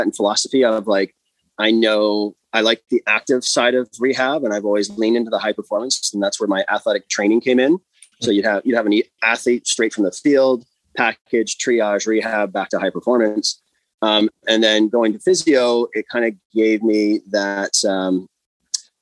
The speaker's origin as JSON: {"language": "English", "town": "Alliston", "region": "Ontario", "country": "Canada", "tie": "born or raised there", "also_born_or_lived": "United States", "said": "So, I grew up in Alliston, and then undergrad went to the US for a soccer scholarship. Came back."}